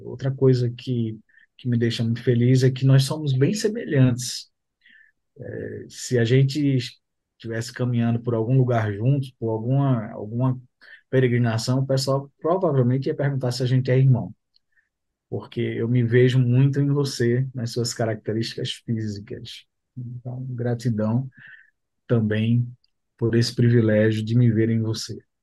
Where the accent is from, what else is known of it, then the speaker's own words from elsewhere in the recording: Pernambuco, Brazil; now in Goiânia, Brazil; eu sou nordestino pernambucano, residente em Goiânia